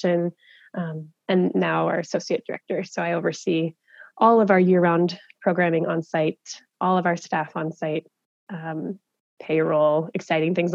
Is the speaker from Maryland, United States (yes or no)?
yes; Maryland, United States; moved away; I am from Maryland originally. I grew up on the East Coast in the mountains there